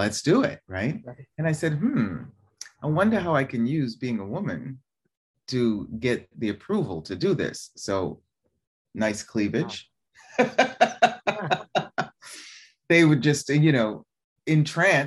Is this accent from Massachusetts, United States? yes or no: yes; Boston, Massachusetts, United States; moved away as an adult; also born or lived in New York; now in Italy; originally from Boston, living in New York